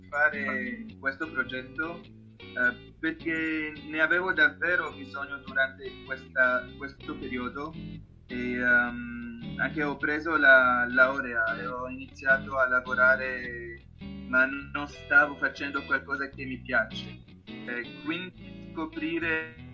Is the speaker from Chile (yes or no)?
no; La Marsa, Tunis Governorate, Tunisia; Italian is a second language; moved away as an adult; now in Italy; ho 20, 28 anni, sono tunisino, e vengo dalla capitale Tunisi. Il, il, nome della mia città è La Marsa ed è un posto bellissimo vicino alla costa mediterranea